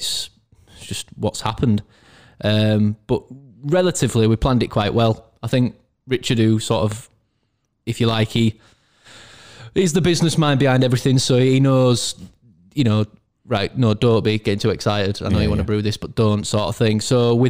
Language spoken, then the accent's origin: English; Castleford, Yorkshire and the Humber, United Kingdom; I grew up in Castleford sort of area.